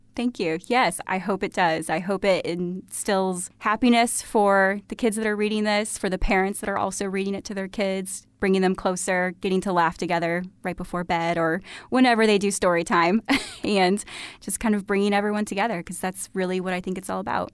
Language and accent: English; Sherman, Illinois, United States; also born or lived in Iowa / Australia / Chicago; I am originally from Sherman, Illinois. So, grew up here in town, very close